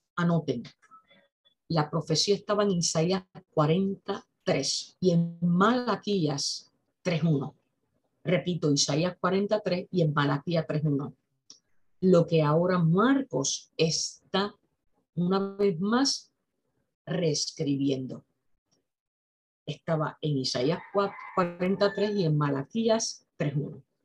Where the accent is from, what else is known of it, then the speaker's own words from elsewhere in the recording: Aguadilla, Puerto Rico; Yo vivo en Aguadilla. Aguadilla es un pueblo al noroeste de Puerto Rico. Es un pueblo bañado por el Océano Atlántico. Yo estudié en las escuelas que están en el mismo pueblo